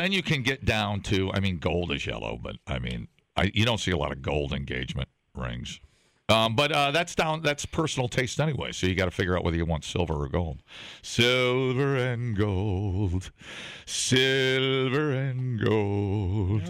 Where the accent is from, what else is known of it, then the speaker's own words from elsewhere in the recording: Ohio, United States; moved away; I grew up on it in Ohio